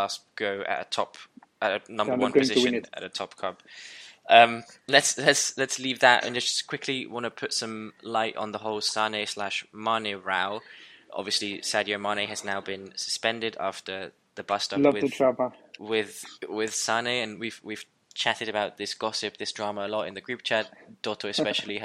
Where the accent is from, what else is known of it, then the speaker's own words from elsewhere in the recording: German part of Switzerland, German-speaking Switzerland, Switzerland; where I grew up in the German part of Switzerland